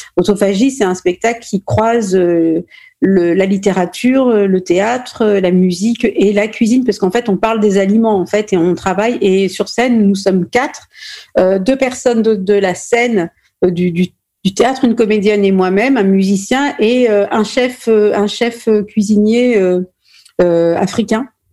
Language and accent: French; Normandy, France; Je suis née en France, je suis née en Normandie.